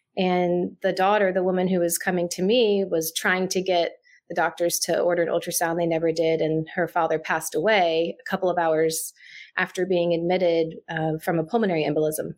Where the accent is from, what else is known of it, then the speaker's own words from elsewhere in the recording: Jacksonville, Florida, United States; I'm a native Floridian. I grew up in Jacksonville, Florida